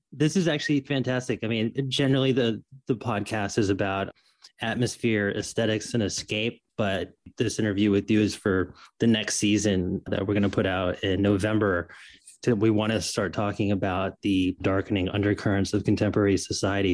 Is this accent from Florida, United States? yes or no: yes; Florida, United States; moved away; also born or lived in New York; And I grew up in Florida. I'm from New York